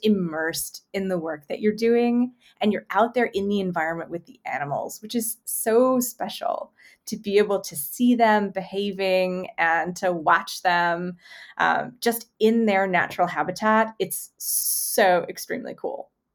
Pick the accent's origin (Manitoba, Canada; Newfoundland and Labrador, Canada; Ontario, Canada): Manitoba, Canada; Winnipeg; now in Las Vegas, United States; I grew up in Winnipeg.